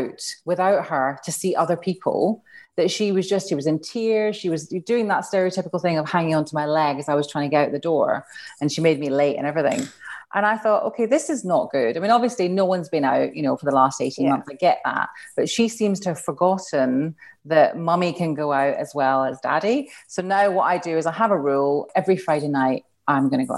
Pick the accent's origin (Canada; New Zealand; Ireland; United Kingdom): United Kingdom; Glasgow, Scotland; But I grew up in Glasgow as well.